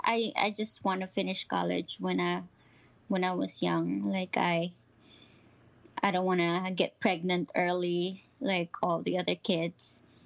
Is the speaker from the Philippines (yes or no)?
yes; Philippines; now in United States; Same, like all Filipinos, kind of hard life